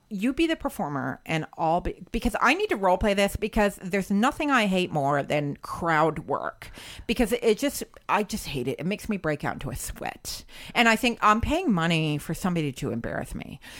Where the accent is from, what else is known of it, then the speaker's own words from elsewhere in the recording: Lethbridge, Alberta, Canada; I'm from I'm from Lethbridge, Alberta.